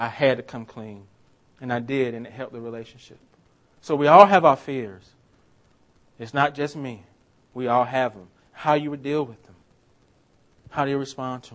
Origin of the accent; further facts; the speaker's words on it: Swainsboro, Georgia, United States; moved away; I'm from a town called Swainsboro, Georgia. It's my hometown.